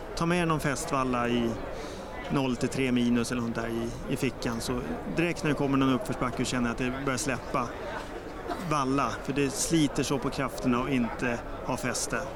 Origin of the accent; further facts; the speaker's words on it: Stockholm, Stockholm County, Sweden; Jag är sörlänning från Stockholm